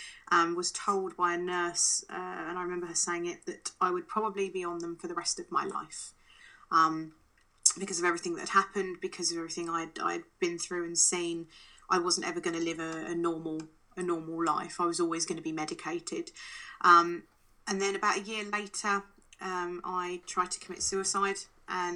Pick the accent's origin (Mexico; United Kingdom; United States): United Kingdom; England; also born or lived in Canada; I was born in Canada and moved over to England when I was seven